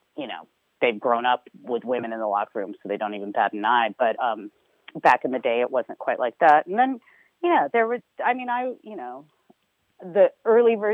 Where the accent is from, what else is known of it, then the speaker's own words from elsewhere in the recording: Marin, California, United States; I grew up in Marin